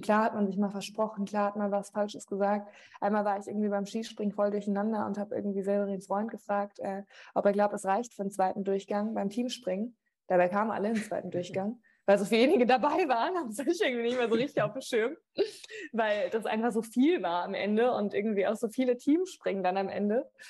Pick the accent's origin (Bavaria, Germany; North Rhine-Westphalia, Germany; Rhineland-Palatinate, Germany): Rhineland-Palatinate, Germany; also born or lived in Wiesbaden; meine Eltern kommen aus Mainz und meine Family